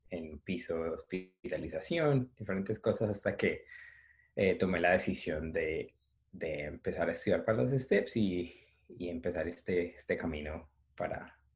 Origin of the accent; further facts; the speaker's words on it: Palmira, Valle del Cauca, Colombia; moved away as an adult; also born or lived in Cali; now in New York, United States; eh, soy caleño, nací en Palmira, pero prácticamente desde que empecé a estudiar medicina me mudé a Cali